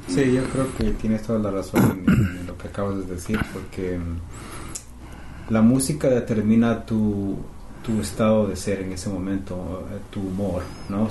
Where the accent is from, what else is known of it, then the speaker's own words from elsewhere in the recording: Quito, Pichincha, Ecuador; also born or lived in Canada; now in Toronto, Canada; somos del Ecuador, de Quito